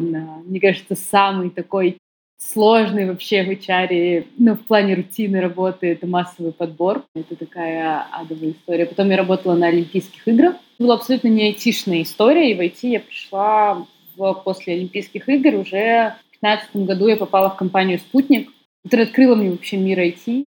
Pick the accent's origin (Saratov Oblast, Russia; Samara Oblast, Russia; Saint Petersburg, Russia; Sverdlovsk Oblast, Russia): Saint Petersburg, Russia; Я сама из Петербурга